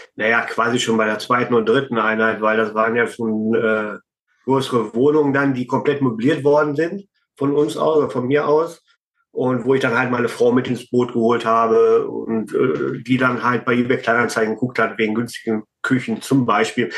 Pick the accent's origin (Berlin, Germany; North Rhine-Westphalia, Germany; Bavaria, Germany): North Rhine-Westphalia, Germany; Herford district; ich komme ja aus Nordrhein-Westfalen, Kreis Herford.